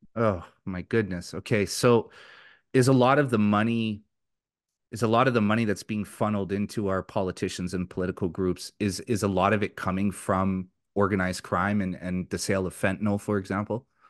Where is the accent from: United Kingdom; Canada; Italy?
Canada; Richmond, British Columbia; I grew up in Richmond, B C in the nineteen nineties.